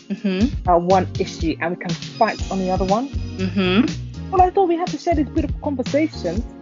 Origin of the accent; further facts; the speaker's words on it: United Kingdom; We're black British babes